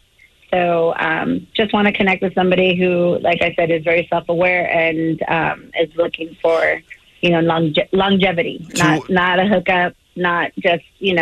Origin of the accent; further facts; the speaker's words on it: Covina, California, United States; now in Ontario, California, United States; I grew up in San Gabriel Valley in the Covina area.